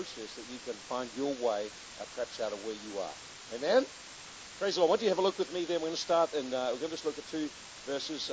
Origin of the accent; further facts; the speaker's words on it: Hastings, Hawke's Bay, New Zealand; we come from Hastings in New Zealand